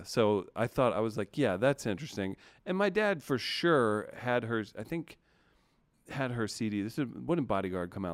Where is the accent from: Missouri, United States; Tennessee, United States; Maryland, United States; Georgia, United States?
Missouri, United States; also born or lived in Cape Girardeau, Missouri / Sikeston, Missouri; I think at the time I lived in Cape Girardeau, Missouri, um, or Sikeston, Missouri